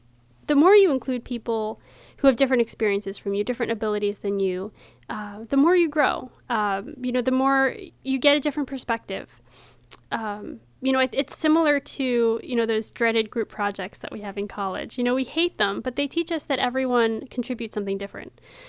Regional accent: Frederick, Maryland, United States; I was born here.

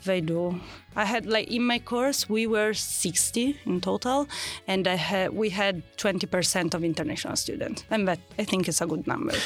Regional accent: Milan, Lombardy, Italy; English is a second language; I'm from from Milano, Milan

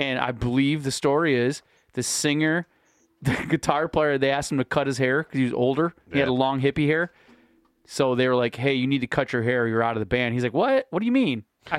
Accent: Michigan, United States; I'm from Michigan.

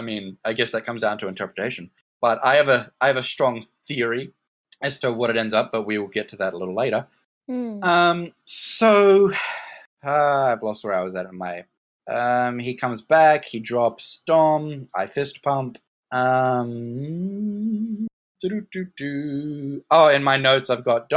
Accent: Australia; I'm from Australia where even the trees are trying to kill you

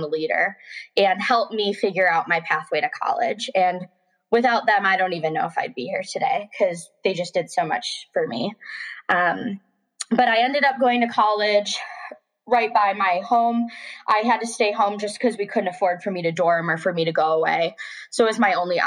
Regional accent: Buffalo, New York, United States; moved away as an adult; now in Richmond, United States; I'd never really left my hometown.

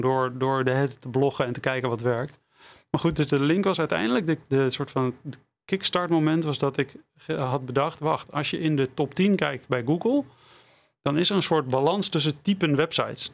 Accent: Amsterdam, North Holland, Netherlands; moved away as an adult; also born or lived in Utrecht; Ik heb gekozen voor Utrecht, ondanks dat ik uit Amsterdam kwam.

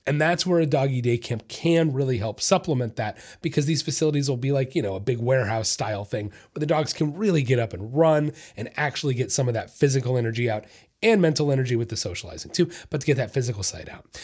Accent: Florida, United States; I'm from Florida

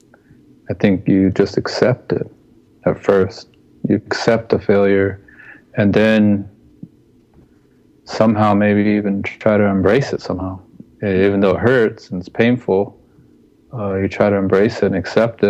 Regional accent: United States; We're Native American people

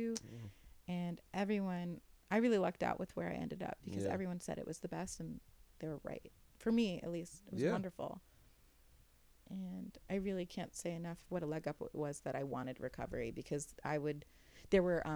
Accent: New York, United States; I'm a Jew from New York

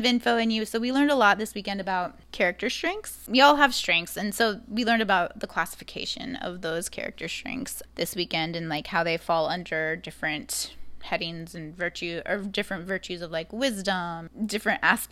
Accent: Arizona, United States; moved away as an adult; also born or lived in New York City / Chicago; I did spend the first 23 years of my life there

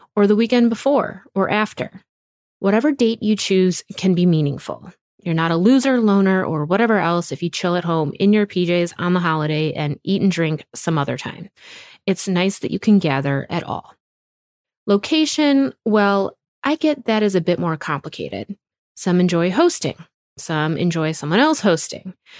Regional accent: Wisconsin, United States; our little home in the woods of Wisconsin

